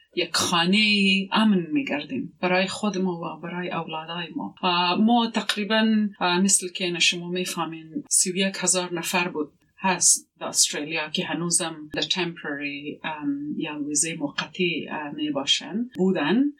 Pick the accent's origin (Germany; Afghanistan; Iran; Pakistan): Pakistan; Quetta, Balochistan; now in Australia; زندگی در پاکستان خرد بودیم